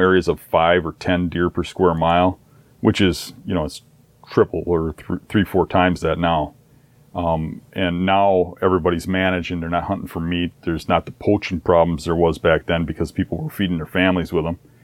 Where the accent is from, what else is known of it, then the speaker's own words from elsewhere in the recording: Midwest, United States; my hometown here